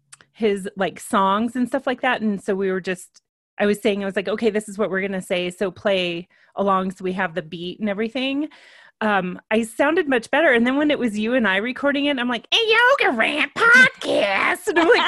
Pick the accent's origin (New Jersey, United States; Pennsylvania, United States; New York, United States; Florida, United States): New Jersey, United States; I'm just from New Jersey.